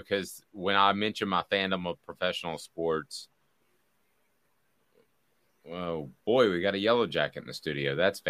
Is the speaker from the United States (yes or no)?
yes; Knoxville, Tennessee, United States; growing up in Knoxville